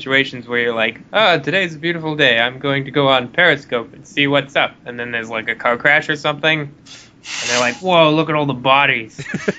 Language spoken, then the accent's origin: English; Canada